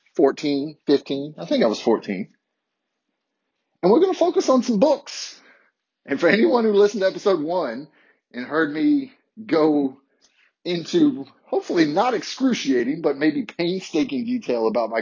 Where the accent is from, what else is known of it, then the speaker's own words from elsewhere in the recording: Harrisonburg, Virginia, United States; a middle class white boy growing up in a small city in the South. Shout out to my hometown of Harrisonburg